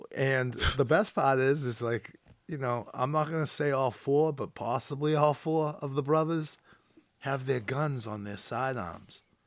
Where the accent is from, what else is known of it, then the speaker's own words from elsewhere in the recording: North Shore, Massachusetts, United States; I'm from the North Shore